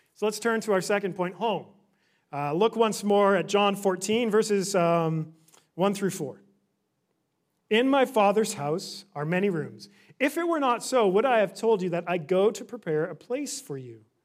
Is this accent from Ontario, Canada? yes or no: no; Victoria, British Columbia, Canada; moved away as an adult; also born or lived in Orlando; now in Vancouver, Canada; I grew up in Victoria